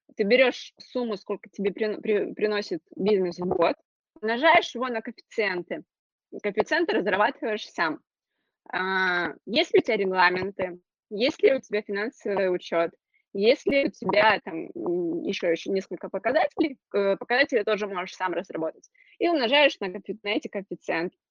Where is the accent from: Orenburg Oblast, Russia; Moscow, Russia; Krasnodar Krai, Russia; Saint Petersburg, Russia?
Krasnodar Krai, Russia; я из Краснодарского края, у нас достаточно обширно